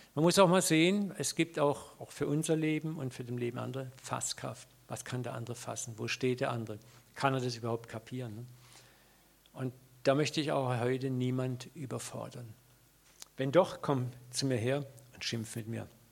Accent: Germany; als Deutsche

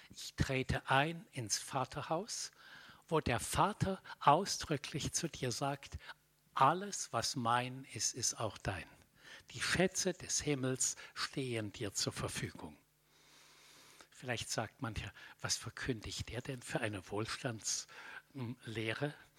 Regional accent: Middle Franconia, Bavaria, Germany; Ich bin aufgewachsen in Mittelfranken in einem Dorf.

